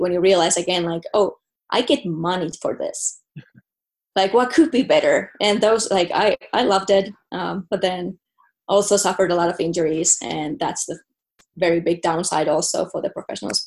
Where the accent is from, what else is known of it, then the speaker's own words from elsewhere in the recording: Pihtipudas, Central Finland, Finland; first language Finnish; English is a second language; moved away as an adult; also born or lived in Germany; I am from Finland, a city called, it's not even a city, it's a village called Pihtipudas.